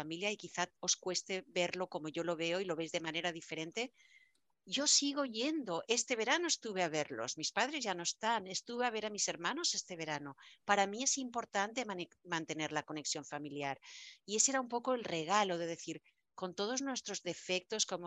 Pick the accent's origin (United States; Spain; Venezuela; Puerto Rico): Spain; moved away; Como buena española, yo soy bien dramática bien dramática.